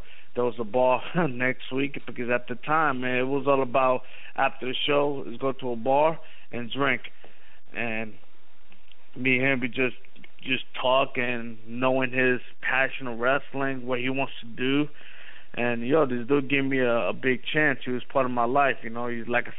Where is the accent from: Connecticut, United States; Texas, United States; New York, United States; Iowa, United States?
New York, United States; New York City; I was from Brooklyn.